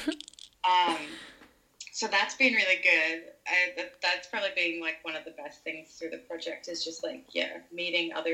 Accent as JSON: {"language": "English", "country": "Australia", "tie": "born or raised there", "also_born_or_lived": "Melbourne", "said": "I was born in Australia too."}